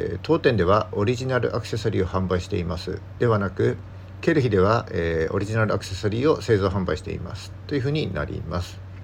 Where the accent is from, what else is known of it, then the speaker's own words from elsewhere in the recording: Yamagata countryside, Japan; now in Sendai, Japan; 僕出身は山形の田舎なので、もっと寒くて、雪もすごいとこに住んでたんですけども